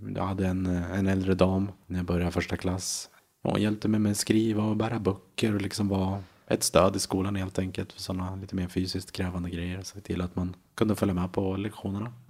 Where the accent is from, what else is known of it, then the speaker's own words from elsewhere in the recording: Köping, Västmanland, Sweden; moved away as an adult; now in Enskededalen, Stockholm, Sweden; Jag kommer från Köping från början